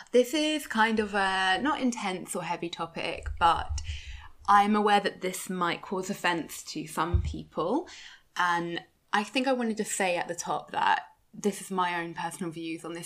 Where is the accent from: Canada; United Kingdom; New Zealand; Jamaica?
United Kingdom; me being so British